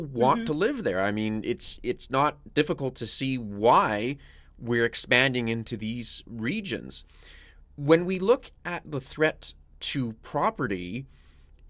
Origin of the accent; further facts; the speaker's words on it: Canadian Prairies, Canada; I grew up on the Canadian prairies